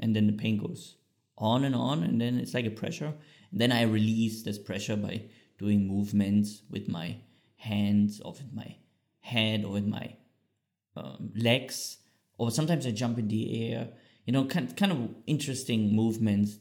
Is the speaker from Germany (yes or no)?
yes; Bad Salzungen, Thuringia, Germany; English is a second language; moved away as an adult; also born or lived in Switzerland; Bad Salzung, what is a small town in Thüringen, very close to Eisenach. So if people know the Wartburg, or where Martin Luther translated the Bible, that's very close where I grew up